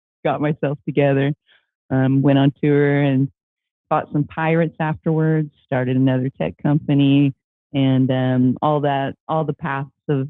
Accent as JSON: {"language": "English", "region": "Midwest", "country": "United States", "tie": "born or raised there", "said": "I grew up in the United States, in the Midwest"}